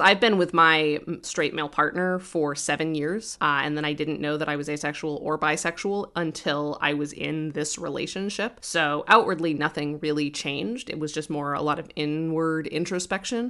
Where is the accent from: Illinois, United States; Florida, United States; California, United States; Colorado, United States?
Colorado, United States; now in Brooklyn, New York, United States; I, I grew up in Colorado